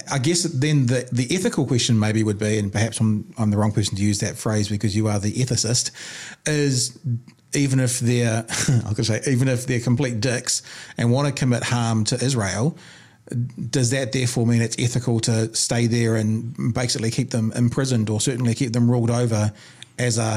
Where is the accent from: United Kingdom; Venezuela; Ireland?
Ireland; My, my I'm, I'm Irish Catholic. I literally have second cousins who were in the IRA.